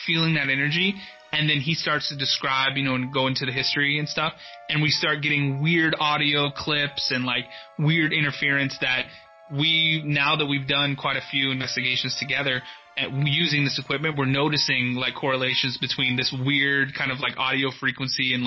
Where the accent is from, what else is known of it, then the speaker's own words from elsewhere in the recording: Dallas, Texas, United States; also born or lived in Josephine, Texas; I'm from Texas originally. I was born and raised in Dallas. And when I was 8 years old, my family moved out to this city called Josephine, Texas, about an hour outside of Dallas, east of Dallas